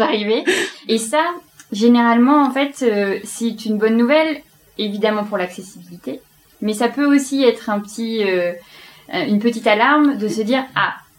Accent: Belgium; J'aime bien dire que je suis belge en ce moment

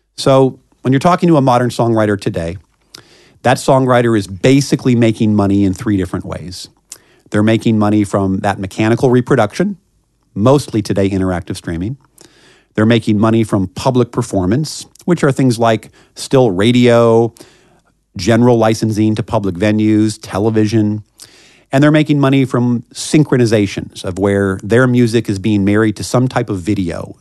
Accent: Kansas City, Missouri, United States; moved away as an adult; now in Washington, D.C., United States; I, uh, grew up in Kansas City, Missouri

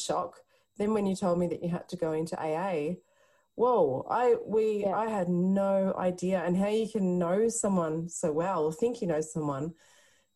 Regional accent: Castlemaine, Victoria, Australia; We're from the country. Yeah. We grew up in Castlemaine in central Victoria

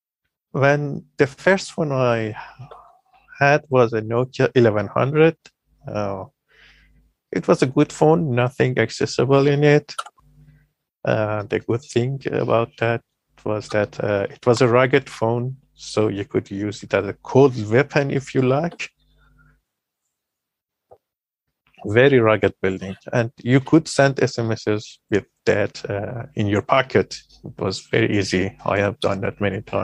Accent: Iran; I am … from Iran

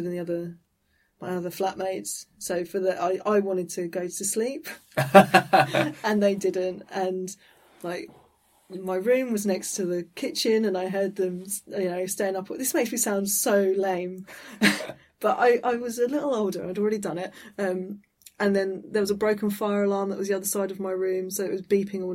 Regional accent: Eastbourne, South East England, United Kingdom; I'm from Eastbourne near Brighton

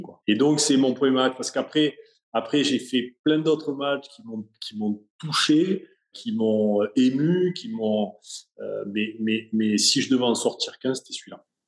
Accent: Sanary-sur-Mer, Provence-Alpes-Côte d'Azur, France; je suis de Sanary

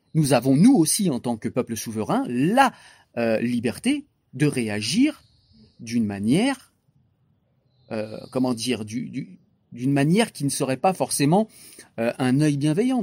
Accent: France; Moi, j'ai grandi dans des banlieues.

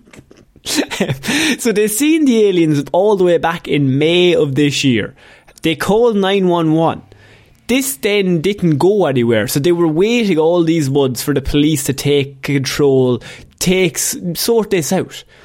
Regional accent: Ireland; as an Irishman

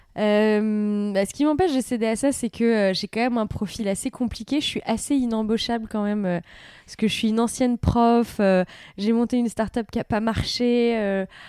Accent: France; also born or lived in United States; je suis française

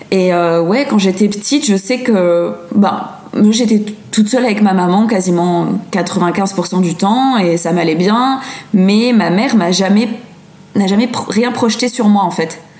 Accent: France; now in Brussels, Belgium; Non, non, non, je suis française, mais j'ai habité dans plein de pays différents.

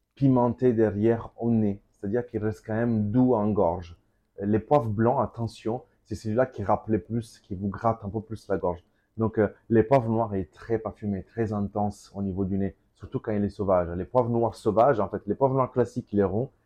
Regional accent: Calabria, Italy; French is a second language; also born or lived in Mantua, Lombardy; now in Paris, France; Parola, sur mon village

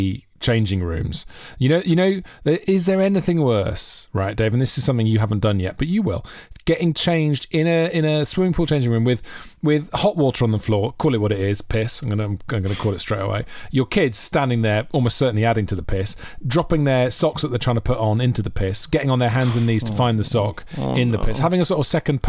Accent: Wales, United Kingdom; Yeah, I'm from South Wales, mate. I keep it very real, as you can hear.

